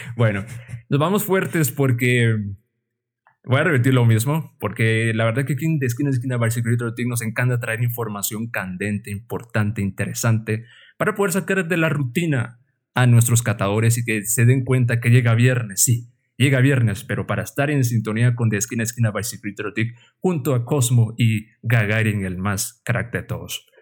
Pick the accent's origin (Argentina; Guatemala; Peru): Guatemala; como decimos los guatemaltecos